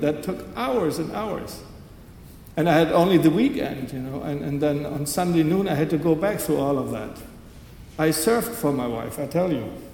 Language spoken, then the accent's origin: English; Germany; growing up in West Germany, I grew up with that notion that there are these two Germanys